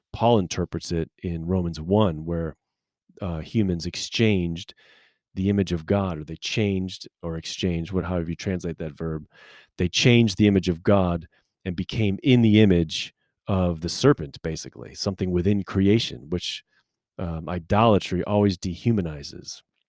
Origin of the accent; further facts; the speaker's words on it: United States; as American Christian people